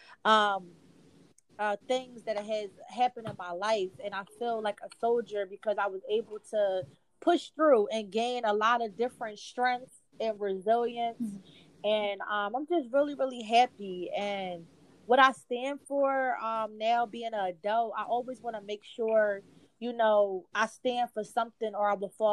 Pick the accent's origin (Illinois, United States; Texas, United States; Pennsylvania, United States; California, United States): Pennsylvania, United States; Philadelphia; I am from West Philadelphia on the East Coast